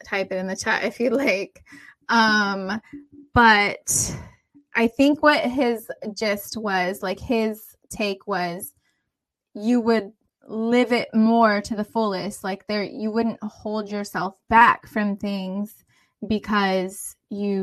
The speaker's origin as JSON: {"language": "English", "country": "United States", "said": "I'm from here. Like I'm American."}